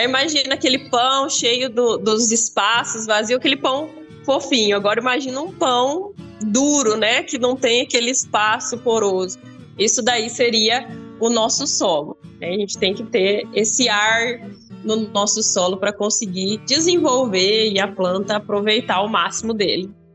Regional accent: Paraná, Brazil; now in Rio Verde, Brazil; Eu sou do Paraná, né? Eu moro em Rio Verde, mas eu sou do Paraná.

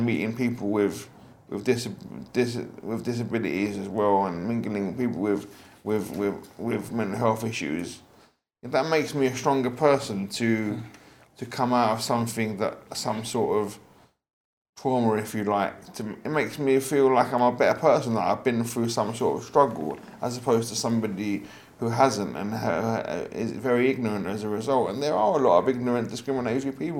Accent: London, United Kingdom; I was born in the UK, Forest Gate

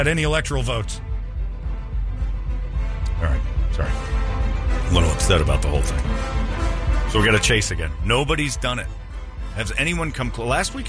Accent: Philadelphia, Pennsylvania, United States; Philadelphia cream cheese. I'm from Philly.

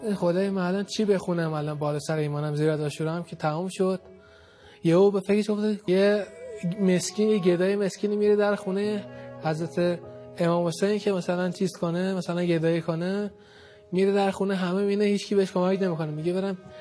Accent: Tehran, Tehran Province, Iran; من بچه بلوک 20 لویزانسم ما هیئت میرفتیم اونجا یعنی بچگی تو اون هیئت محبان خانم فاطمه زهره اونجا دیگه تو اون هیئت بزرگ شدیم

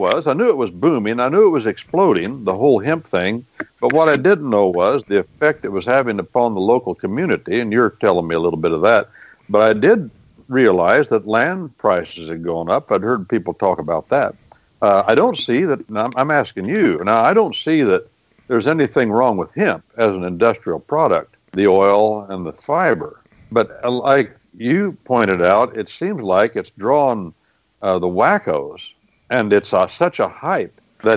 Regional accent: Midwest, United States; I'd been to a lot of farm meetings in my life, because I'm from the Midwest

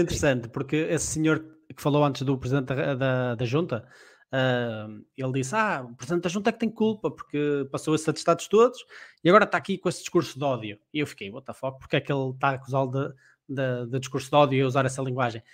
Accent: Portugal

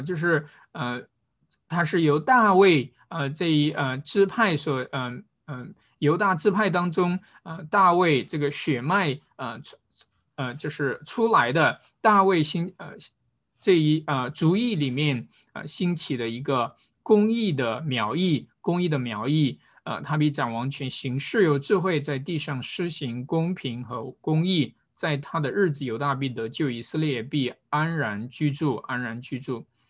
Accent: China; 中国人，我们并不是从小就是在教会当中长大的

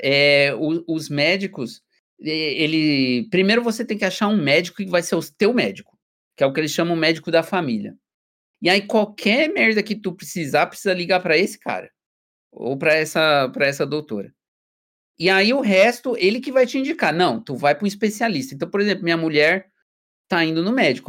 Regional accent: Brazil; moved away as an adult; now in Germany; eu sou brasileiro

